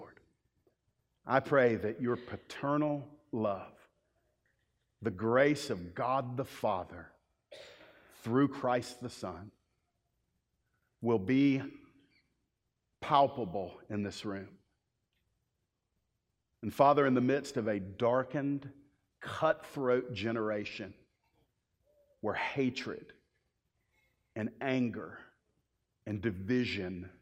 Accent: the Bible Belt, United States; I grew up in the Bible Belt.

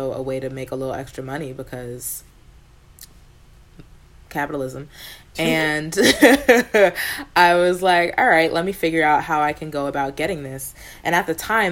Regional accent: New York, United States; growing up in New York

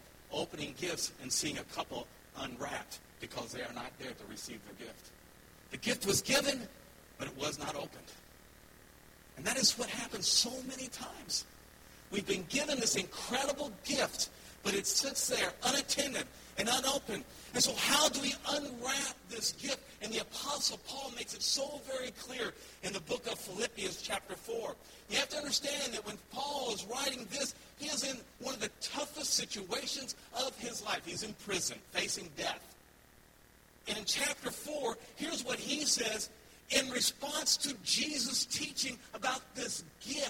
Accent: United States; moved away as an adult; now in Cuenca, Ecuador; I am an American

